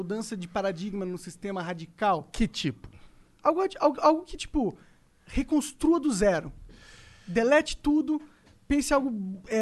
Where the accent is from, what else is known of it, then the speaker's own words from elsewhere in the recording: São Paulo, Brazil; Não, eu sou paulista.